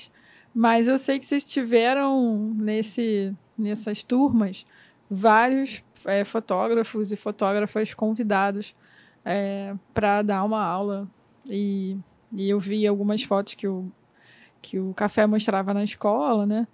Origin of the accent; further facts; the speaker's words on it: Miguel Pereira, Rio de Janeiro, Brazil; also born or lived in Nova Iguaçu; now in Rio de Janeiro, Brazil; Eu cresci no interior do Rio de Janeiro, numa cidade chamada Miguel Pereira. Né? Eu nasci em Nova Iguaçu, mas fui criada em Miguel Pereira.